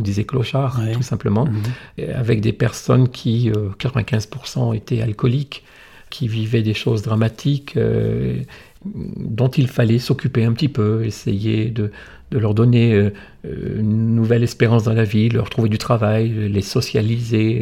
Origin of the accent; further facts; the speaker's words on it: the Nord, Hauts-de-France, France; moved away; also born or lived in Monaco; je suis originaire du Nord, mais pas de ce grand Nord-là de, Dunkerque